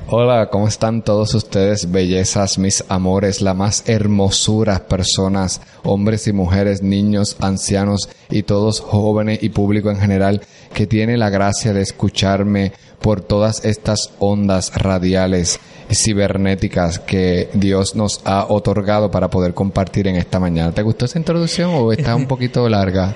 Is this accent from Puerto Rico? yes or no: yes; Corozal, Puerto Rico; Yo soy de Corozal y Corozal pertenece a la diócesis de Arecibo